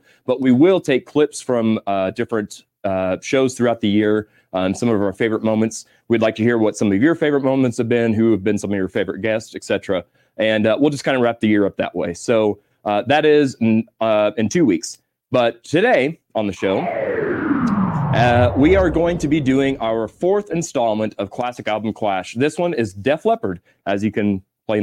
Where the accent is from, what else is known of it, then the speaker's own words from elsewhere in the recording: Missouri, United States; I'm a hillbilly from Missouri.